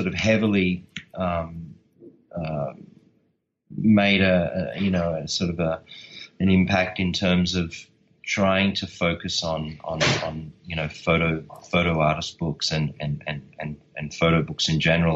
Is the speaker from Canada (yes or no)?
no; Australia; I'm Australian